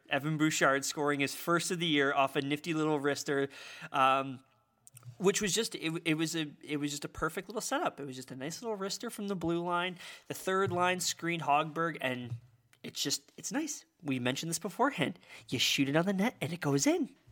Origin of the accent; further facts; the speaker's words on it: Saskatchewan, Canada; moved away; I'm from Saskatchewan